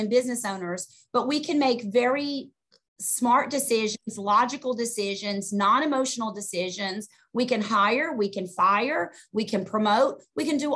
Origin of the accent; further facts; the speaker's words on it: Augusta, Georgia, United States; moved away as an adult; now in New Jersey, United States; I was born and raised in Augusta, Georgia. Moved to New Jersey in 1998